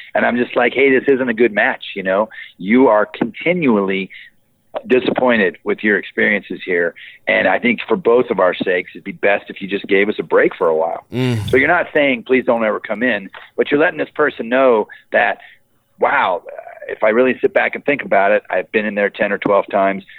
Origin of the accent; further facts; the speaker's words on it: Boulder, Colorado, United States; I grew up in Boulder, so people know me